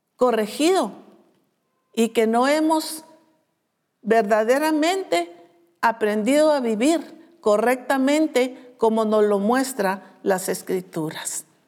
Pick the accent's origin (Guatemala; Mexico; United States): Guatemala; como decimos nosotros en Guatemala